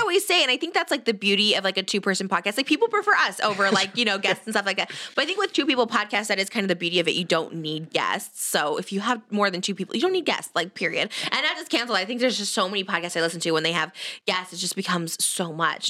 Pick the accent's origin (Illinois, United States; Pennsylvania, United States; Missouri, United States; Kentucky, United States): Illinois, United States; I'm from Illinois